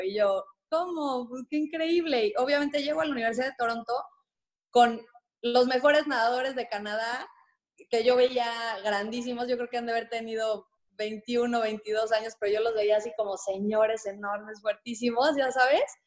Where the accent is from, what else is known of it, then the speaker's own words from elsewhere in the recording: Mexico City, Mexico; nací, nací en la Ciudad de México este, y a los seis años nos mudamos de casa